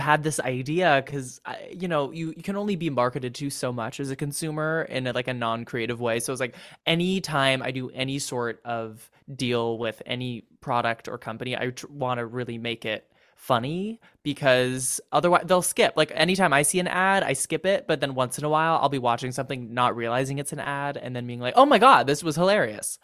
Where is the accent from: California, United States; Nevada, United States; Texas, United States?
California, United States; I'm from California